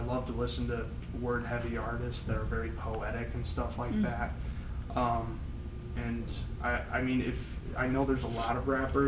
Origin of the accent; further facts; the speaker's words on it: St. Charles, Illinois, United States; moved away as an adult; also born or lived in Bitburg, Germany / North Carolina; now in Michigan, United States; we moved out of North Carolina to a place called St. Charles, which is a suburb of Chicago. And that's where I tell people I grew up